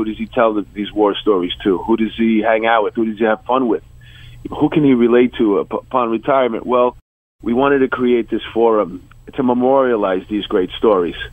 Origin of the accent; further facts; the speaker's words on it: New York, United States; when I was growing up in New York